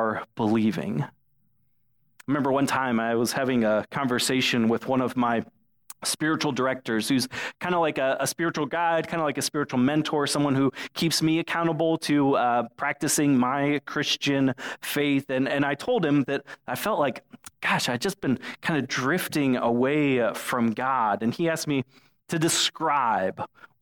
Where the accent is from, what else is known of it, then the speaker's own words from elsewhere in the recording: Florida, United States; when I was a kid growing up in Florida